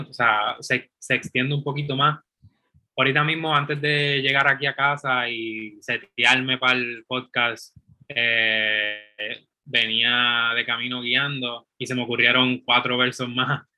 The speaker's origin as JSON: {"language": "Spanish", "country": "Puerto Rico", "said": "de donde yo soy, de Ponce a Arecibo"}